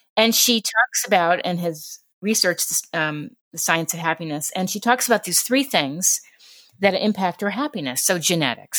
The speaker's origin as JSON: {"language": "English", "town": "New York City", "region": "New York", "country": "United States", "tie": "born or raised there", "said": "growing up in New York City"}